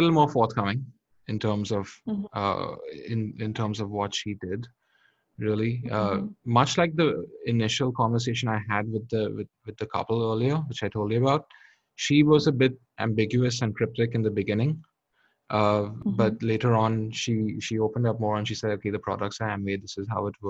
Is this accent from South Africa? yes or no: no; India; moved away; I'm from India